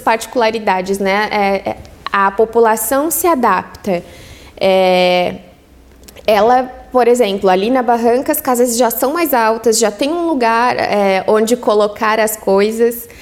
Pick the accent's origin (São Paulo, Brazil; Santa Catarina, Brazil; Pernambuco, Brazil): Santa Catarina, Brazil; Araranguá; moved away; also born or lived in Orleans; foi onde eu nasci, onde eu me criei, onde vivi com os meus